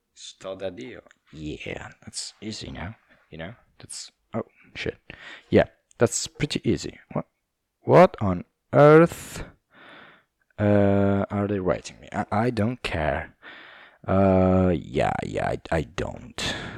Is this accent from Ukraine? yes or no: no; Southern Italy, Italy; English is a second language; I'm from South Italy